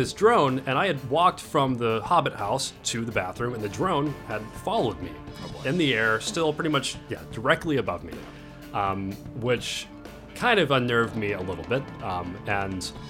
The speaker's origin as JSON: {"language": "English", "town": "Nashville", "region": "Tennessee", "country": "United States", "tie": "born or raised there", "said": "from Nashville"}